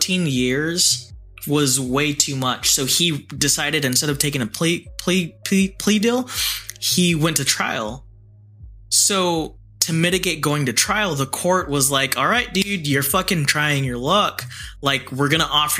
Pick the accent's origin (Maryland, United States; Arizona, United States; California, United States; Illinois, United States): California, United States; accent: Valley; I'm from California and I grew up skateboarding